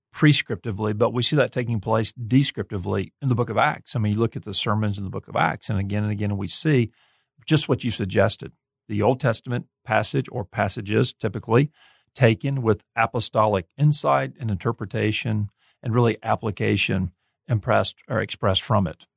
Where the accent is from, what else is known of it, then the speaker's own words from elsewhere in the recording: Gulf Coast, United States; now in Kansas City, United States; I'm from the Gulf Coast